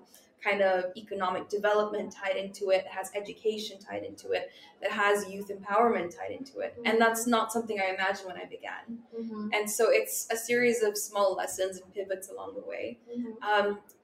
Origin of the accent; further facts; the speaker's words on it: Philippines; Communities in the Philippines are very small. So everyone knows each other.